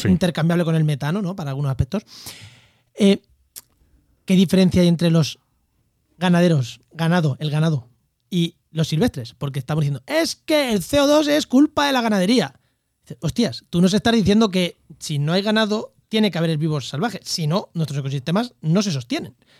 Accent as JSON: {"language": "Spanish", "region": "Castilla-La Mancha", "country": "Spain", "moved": "yes", "said": "en mi pueblo el cordero tampoco es malo, ¿eh? En La Mancha el cordero tampoco es malo"}